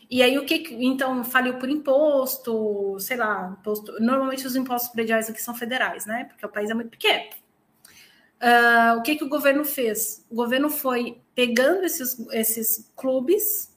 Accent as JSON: {"language": "Portuguese", "region": "São Paulo", "country": "Brazil", "also_born_or_lived": "Minas Gerais", "moved": "as an adult", "lives_now": "Portugal", "said": "eu sou paulistana e eu sou paulistana mesmo"}